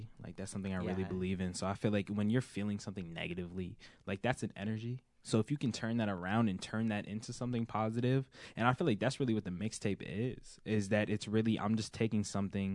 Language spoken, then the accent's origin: English; Somerville, Massachusetts, United States; also born or lived in Cambridge, Massachusetts; I've lived in Somerville my whole life, right by the high school